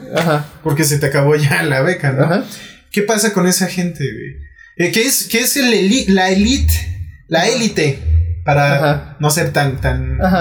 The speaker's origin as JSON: {"language": "Spanish", "country": "Mexico", "said": "¿qué podemos hacer como mexicanos?"}